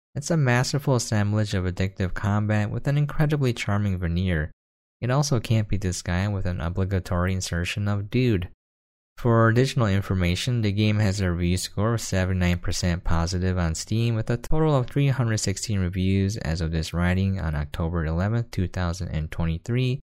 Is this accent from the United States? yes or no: yes; United States; I am an American